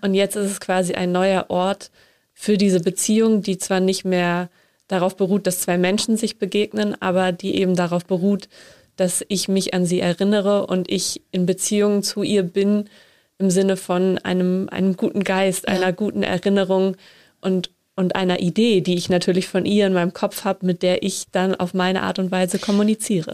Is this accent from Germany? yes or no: yes; Northern Germany, Germany; ich komme aus Norddeutschland, da sind auch Seebestattungen gang und gäbe